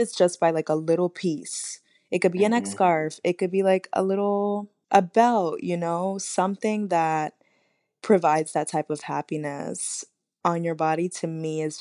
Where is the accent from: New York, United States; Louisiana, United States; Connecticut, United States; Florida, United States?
New York, United States; New York City; I'm from Uptown, Inwood